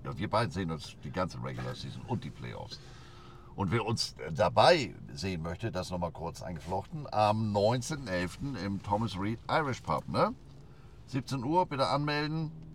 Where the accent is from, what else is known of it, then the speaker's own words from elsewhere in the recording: Hamburg, Germany; Ich sag Hamburg, Deutschland